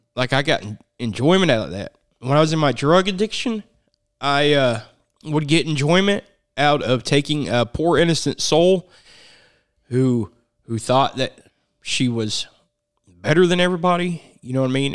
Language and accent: English; Chillicothe, Missouri, United States; I was born in Chillicothe, Missouri